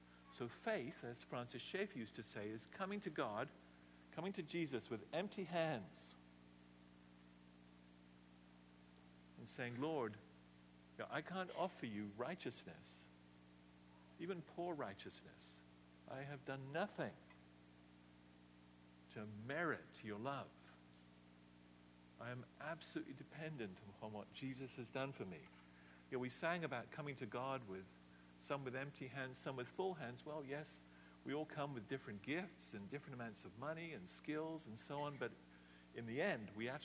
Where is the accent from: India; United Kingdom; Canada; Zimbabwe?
United Kingdom; England; now in United States; I love England from where I come. You can still hear it a bit in my accent. But I love the United States. This is my home, and I'm in the process of becoming a citizen.